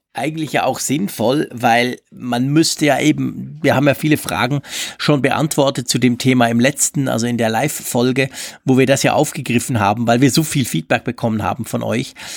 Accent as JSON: {"language": "German", "country": "Switzerland", "said": "ich als Schweizer"}